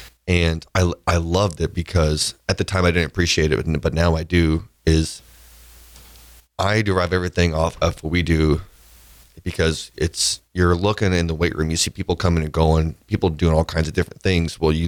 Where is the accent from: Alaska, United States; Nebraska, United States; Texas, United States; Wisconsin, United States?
Nebraska, United States; Sidney; also born or lived in Hayward, California; And so I was born in Hayward, California. And so it's where my mom's side of my family is from. So I actually grew up in Sydney, Nebraska, way out there